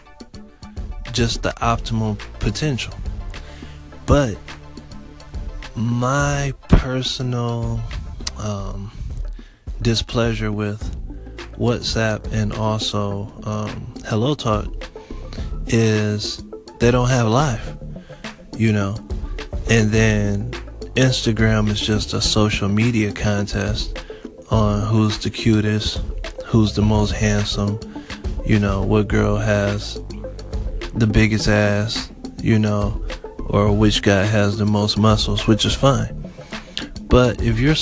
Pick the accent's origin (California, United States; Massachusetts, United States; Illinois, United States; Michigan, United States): Michigan, United States; Detroit; also born or lived in Florida; I'm from Detroit, Michigan